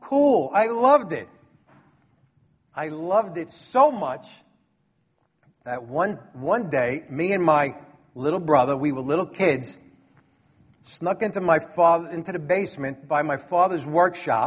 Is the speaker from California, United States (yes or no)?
no; New York City, New York, United States; a troublemaker from Brooklyn like me